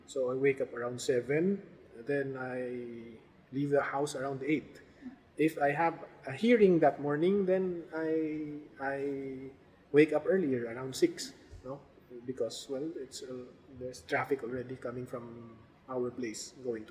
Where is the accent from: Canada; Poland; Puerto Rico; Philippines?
Philippines; as a Filipino citizen